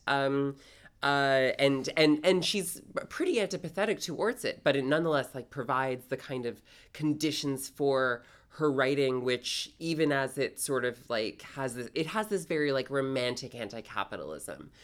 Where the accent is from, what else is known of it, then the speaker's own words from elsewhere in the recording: Toronto, Ontario, Canada; moved away as an adult; now in New York, United States; I'm originally from Canada. Uh, specifically, I grew up in Toronto